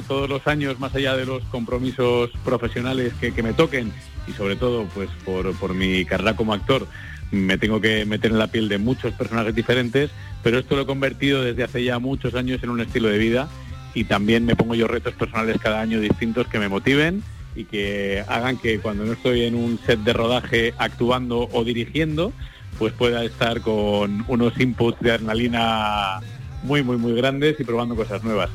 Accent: Madrid, Community of Madrid, Spain; aunque soy madrileño, mi abuelo era de Jerez de la Frontera

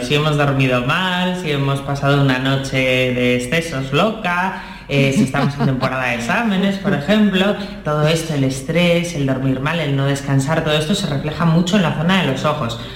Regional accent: Asturias, Spain

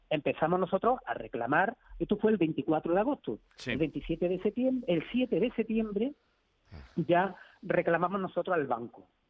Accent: Seville, Andalusia, Spain; somos de Sevilla

